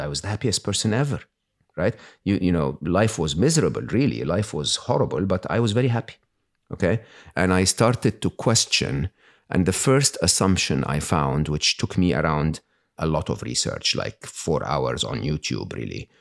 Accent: Egypt; moved away; I was born and raised in Egypt

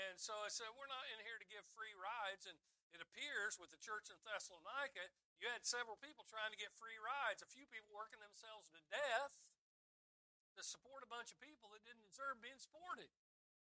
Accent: United States; as an American

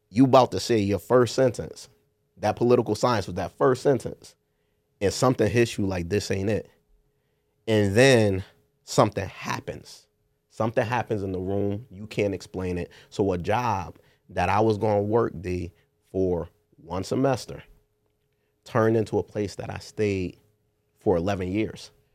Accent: New Haven, Connecticut, United States; One of the first in my neighborhood growing up in New Hallville on Harden Place

